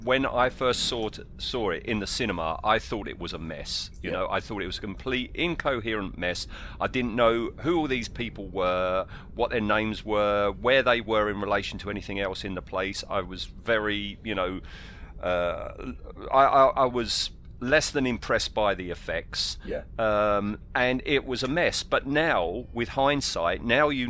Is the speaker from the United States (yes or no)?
no; England, United Kingdom; we're English